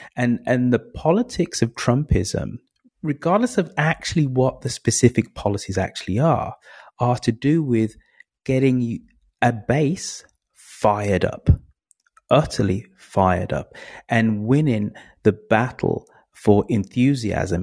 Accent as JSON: {"language": "English", "region": "England", "country": "United Kingdom", "said": "I am English"}